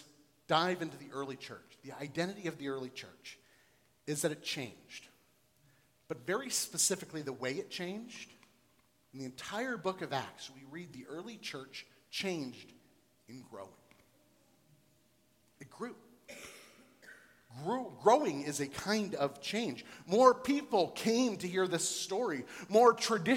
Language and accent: English; Florida, United States; moved away as an adult; also born or lived in Columbus, Ohio / Texas / North Dakota; now in Cincinnati, United States; I was born and raised in Florida, so was my wife